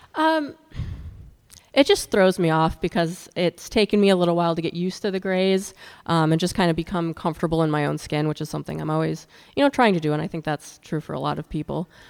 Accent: Wisconsin and Minnesota, Midwest, United States; now in California, United States; I moved here from Wisconsin and Minnesota, where I grew up.

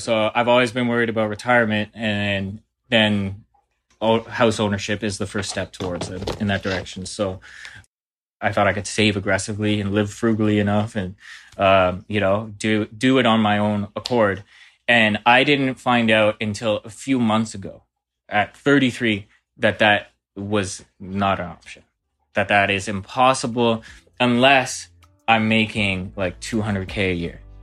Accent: Burlington, Ontario, Canada; now in Hamilton, Canada; I'm from Burlington, living in Hamilton, Ontario

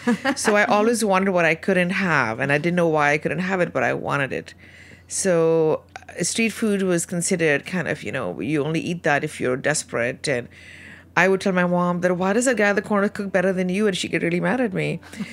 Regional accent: India; moved away as an adult; also born or lived in Canada; now in United States; growing up in India, what I ate, and then when I came back here, when I came to first Canada and then to the US

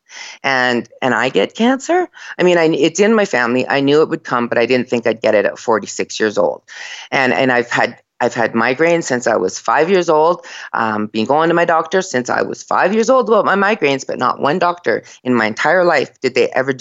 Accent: Red Lake, Ontario, Canada; I was born in Red Lake, in this small little Indian village in Ontario

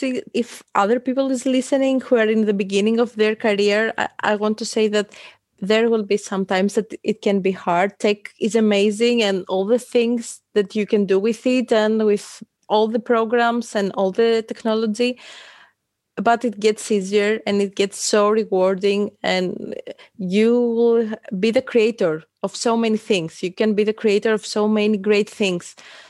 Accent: Athens, Attica, Greece; from citywalks.live. I'm the co-creator. I come from Athens, Greece

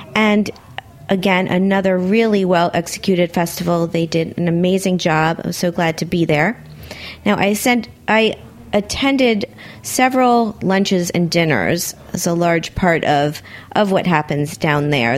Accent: Miami, Florida, United States; moved away; I'm from Miami, my hometown

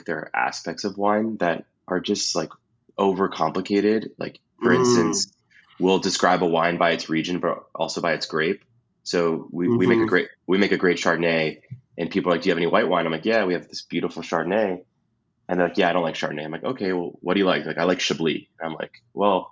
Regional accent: Los Angeles, California, United States; also born or lived in Midwest; I grew up

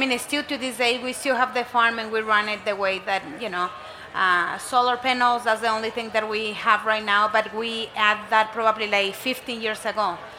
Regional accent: Chihuahua, Mexico; English is a second language; now in Denver, United States; I grew up in Chihuahua. Mexico is just the border with El Paso. I grew up in a farm.

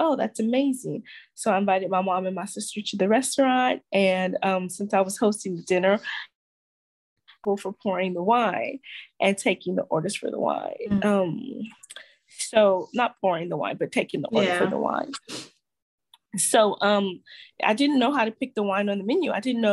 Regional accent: Los Angeles, California, United States; moved away as an adult; now in Cape Town, South Africa; I grew up in South Central Los Angeles

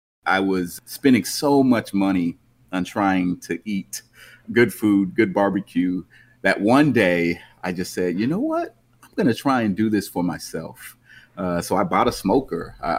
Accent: suburb of Los Angeles, Southern California, United States; moved away as an adult; now in St. Louis, United States; I'm from Southern California, suburb of Los Angeles. I moved to St. Louis in 2011

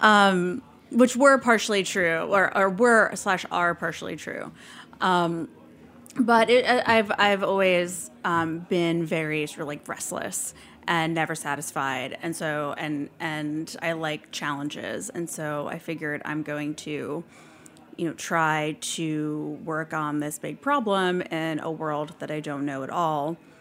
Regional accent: New York City, New York, United States; I'm from New York, and I grew up near what used to be the biggest landfill in the world that was New York's primary landfill

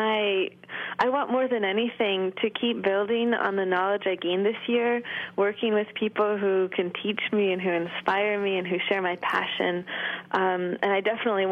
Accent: Thetford, Vermont, United States; I'm from Thetford, Vermont

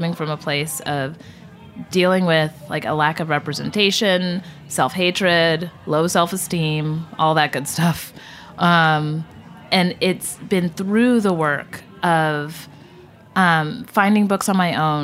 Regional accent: Trophy Club, Texas, United States; moved away as an adult; also born or lived in Detroit, Michigan; now in New York, United States; I was born in Detroit and grew up in Texas in a town that very, very, very, very few people have ever heard of. So I just say Dallas-Fort Worth, but it was Trophy Club, Texas is where I was raised.

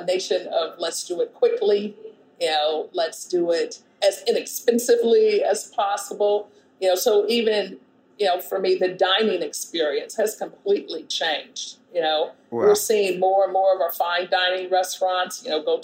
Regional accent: Kansas City, United States; in Kansas City in the Midwest where I'm from

